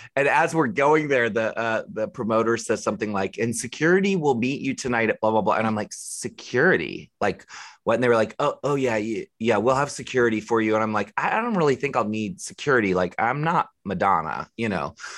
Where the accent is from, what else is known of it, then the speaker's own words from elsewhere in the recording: Maryland, United States; I grew up in Maryland